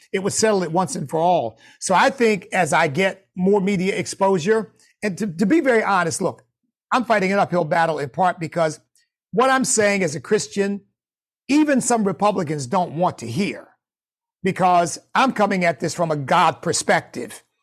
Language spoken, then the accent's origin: English; United States; as an American of African ancestry